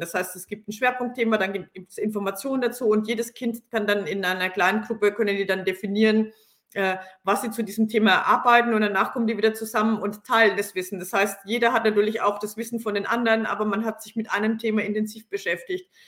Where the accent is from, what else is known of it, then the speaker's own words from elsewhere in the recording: Franconia, Bavaria, Germany; komme ich aus Franken